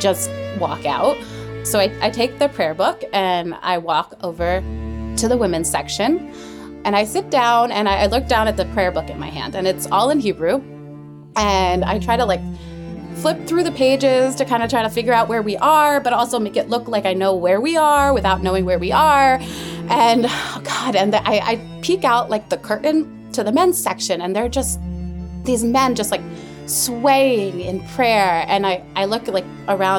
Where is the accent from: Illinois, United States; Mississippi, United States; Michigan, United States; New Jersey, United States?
New Jersey, United States; moved away; I'm New Jersey